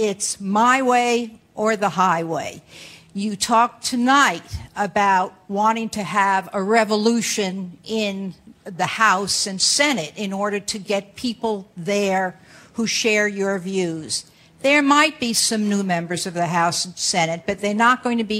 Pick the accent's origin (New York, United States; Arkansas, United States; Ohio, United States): New York, United States; New York City; now in New Hampshire, United States; I was born in Brooklyn in 1941.